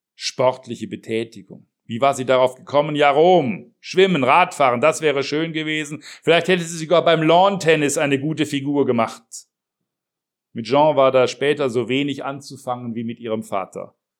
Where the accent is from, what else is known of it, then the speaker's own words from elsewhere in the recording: Heilbronn, Baden-Württemberg, Germany; meine Jugend in Heilbronn